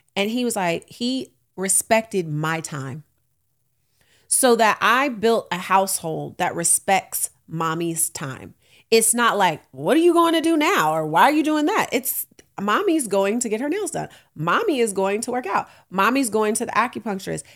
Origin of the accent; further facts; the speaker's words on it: Oakland, California, United States; I'm from Oakland